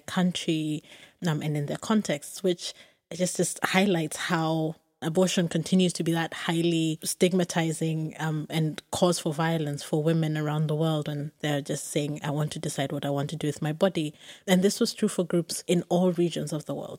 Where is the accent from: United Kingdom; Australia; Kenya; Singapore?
Kenya; I grew up in Kenya